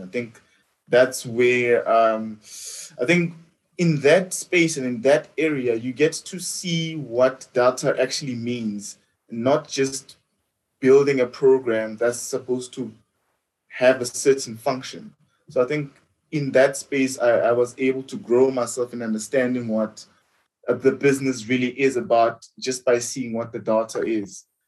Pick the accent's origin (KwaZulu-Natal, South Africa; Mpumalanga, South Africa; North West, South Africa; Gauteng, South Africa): Gauteng, South Africa; the Vaal